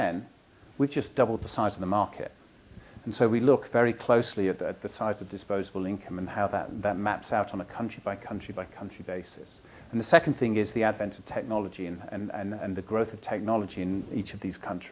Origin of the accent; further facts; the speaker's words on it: United Kingdom; now in United States; I come from the United Kingdom